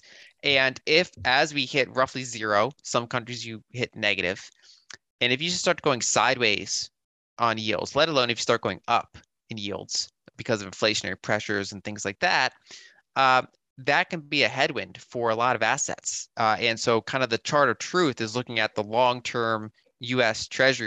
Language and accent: English; United States